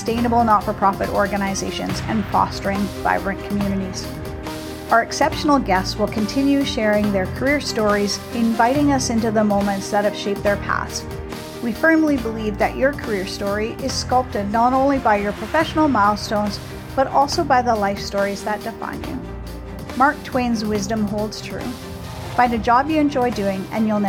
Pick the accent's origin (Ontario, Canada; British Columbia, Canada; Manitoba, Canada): Manitoba, Canada; Selkirk; my hometown of Selkirk, Manitoba